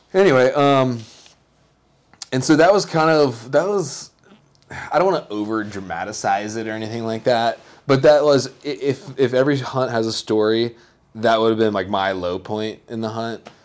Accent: the South, United States; I'm from the South

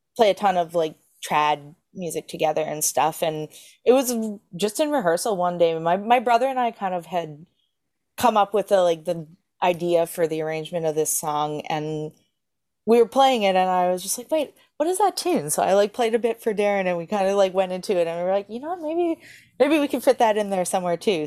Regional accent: Edmonton, Alberta, Canada; moved away as an adult; also born or lived in Brandon, Manitoba; now in Newfoundland, Canada; I was born in Edmonton, Alberta, and I grew up there

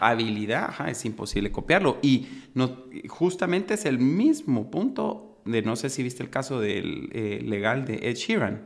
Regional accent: Guatemala; los que somos guatemaltecos

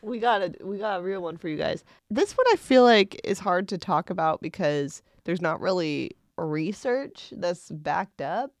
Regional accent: Indiana, United States; I grew up in Indiana

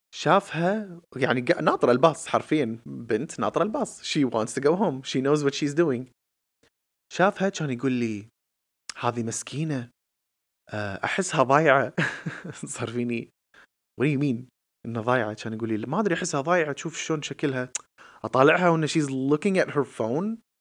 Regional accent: Kuwait; احنا ككويتيين آه قاعدين بمجتمع كويتي

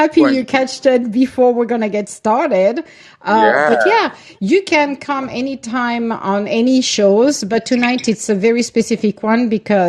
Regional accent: Italy; From Italy.

